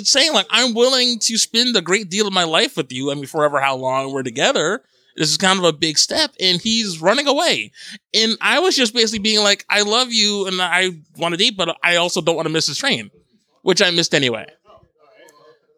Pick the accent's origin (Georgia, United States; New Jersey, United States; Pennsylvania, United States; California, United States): New Jersey, United States; Paterson; moved away; also born or lived in Long Island; I'm from Paterson, New Jersey, and that's where I was living when we were dating